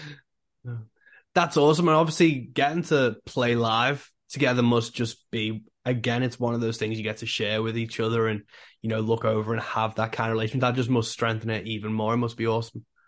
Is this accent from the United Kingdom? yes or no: yes; England, United Kingdom; I'm from England